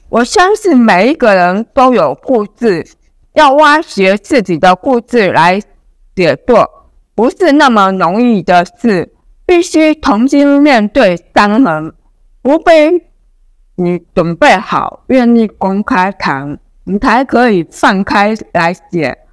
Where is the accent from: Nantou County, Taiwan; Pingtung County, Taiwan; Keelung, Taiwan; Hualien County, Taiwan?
Pingtung County, Taiwan; moved away as an adult; now in Taipei, Taiwan; 我来自屏东，国考律师，分发到台北，现在已经有十六年了